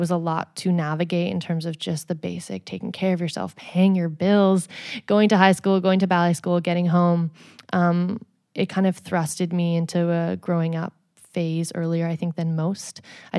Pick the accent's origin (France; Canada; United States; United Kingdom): Canada; Edmonton, Alberta; So I was born in Edmonton, Alberta, and I grew up there.